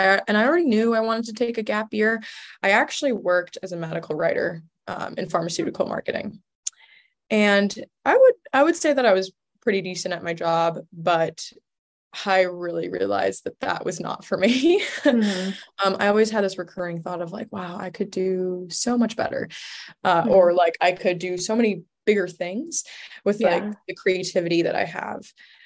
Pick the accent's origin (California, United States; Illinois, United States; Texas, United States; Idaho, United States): Illinois, United States; Chicago; also born or lived in Istanbul; Well, I was born in Chicago and I went to college in Chicago and I grew up between Chicago and Istanbul.